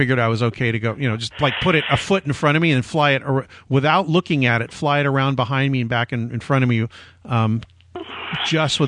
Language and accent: English; Orange County, San Diego, California, United States; also born or lived in Pasadena; now in Los Angeles, United States; I was born in Pasadena, grew up in Orange County in San Diego, then came back here for college